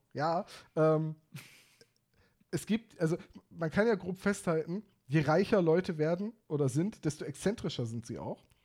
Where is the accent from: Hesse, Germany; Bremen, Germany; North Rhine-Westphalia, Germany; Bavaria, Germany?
Bremen, Germany; ich als Bremer